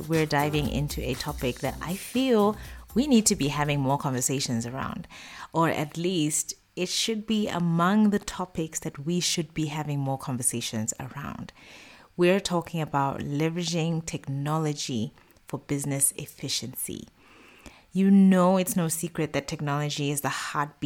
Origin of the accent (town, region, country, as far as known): Botswana; moved away as an adult; now in Middle East